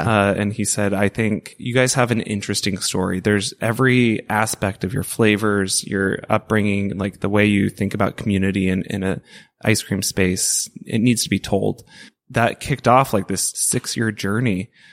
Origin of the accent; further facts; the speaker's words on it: Portland, Oregon, United States; I grew up in the Portland food scene. Like, this is, it's my home